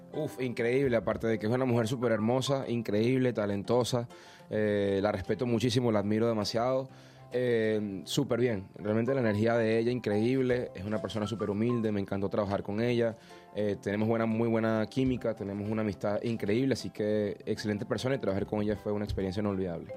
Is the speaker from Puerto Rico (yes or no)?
no; Venezuela; No es porque sea venezolano